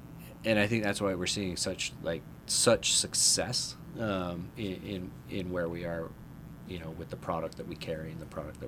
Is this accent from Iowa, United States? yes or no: no; Utah, United States; So growing up in Utah... if you're all familiar, right out of high school, I started working for Graywell, the CD shop